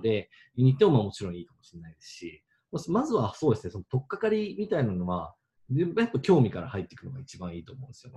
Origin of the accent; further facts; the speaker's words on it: Japan; 冬生まれ日本育ち映画プロデューサーしてます